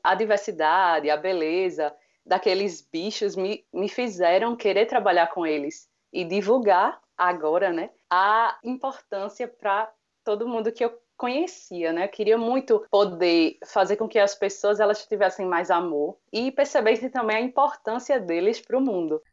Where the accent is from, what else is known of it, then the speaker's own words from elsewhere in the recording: Palmeira dos Índios, Alagoas, Brazil; moved away as an adult; now in Maceió, Brazil; Eu, eu, eu sou de Palmeira dos Índios, que é hum. agreste de Alagoas